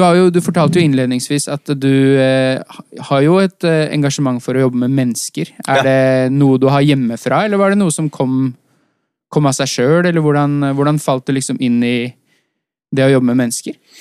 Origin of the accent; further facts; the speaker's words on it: Oslo, Norway; Vi har jo bare vokst opp eh, så å si et steinkast unna oppe på Ellingsrud.